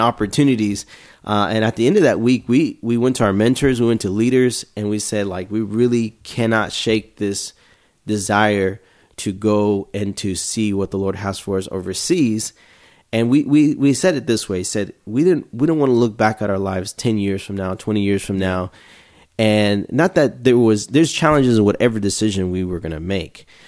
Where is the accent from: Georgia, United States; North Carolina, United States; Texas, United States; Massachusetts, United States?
Texas, United States; Houston; I'm from Houston, Texas